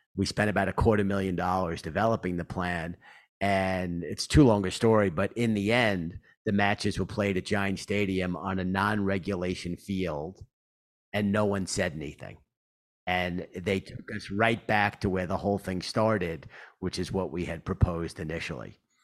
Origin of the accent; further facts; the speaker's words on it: New York City, New York, United States; accent: Queens; I grew up in Queens. Uh, and you hear my voice. I'm a New Yorker, you know, through and through with my, uh, Queens accent